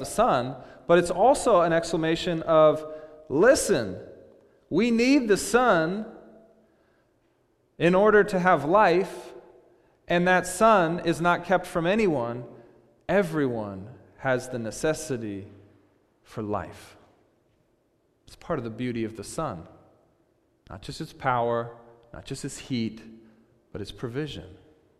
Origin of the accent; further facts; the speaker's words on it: Seattle, Washington, United States; we're from Seattle